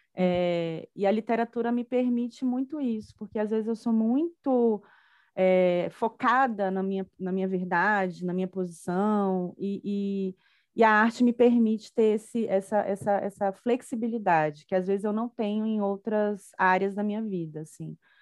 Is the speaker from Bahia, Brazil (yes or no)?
yes; Salvador, Bahia, Brazil; moved away as an adult; now in Brasília, Brazil; Eu sou uma baiana, né? Sou de Salvador, mas vim estudar aqui na UNB